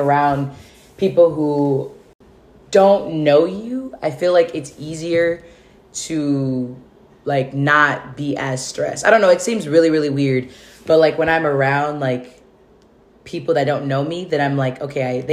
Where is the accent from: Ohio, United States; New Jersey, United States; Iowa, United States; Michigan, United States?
Michigan, United States; now in California, United States; I'm originally from Michigan